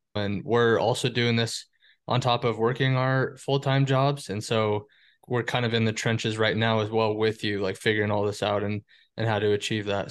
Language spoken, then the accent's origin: English; Windsor, Colorado, United States; moved away as an adult; also born or lived in Fort Collins, Colorado / Buffalo, New York; now in Seattle, United States; I was born in Fort Collins, Colorado, grew up in Windsor